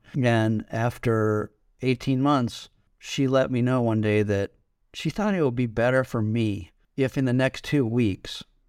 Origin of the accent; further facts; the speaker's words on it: San Diego, California, United States; I grew up around the United States. My dad was a social worker. He and my mom were both native Californians. My mom's still alive, my dad's not. And we lived in various places in California when I was little, but I mostly remember San Diego